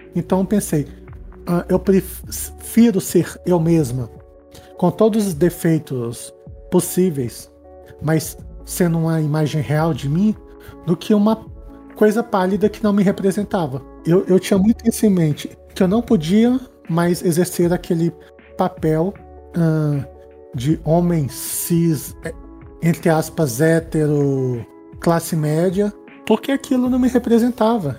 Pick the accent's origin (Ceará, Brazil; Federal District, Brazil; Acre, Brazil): Federal District, Brazil; Brasília; eu sou de Brasília, assim, aqui bem do quadradinho do Centro-Oeste